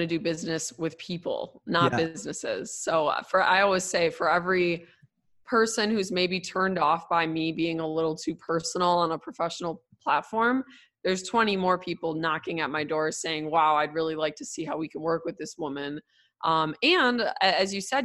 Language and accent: English; Milwaukee, Wisconsin, United States; I grew up in Milwaukee, but Milwaukee's very segregated.